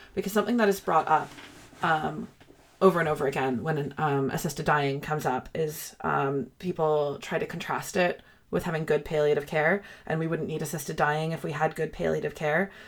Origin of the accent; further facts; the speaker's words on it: Canada; I'm from Canada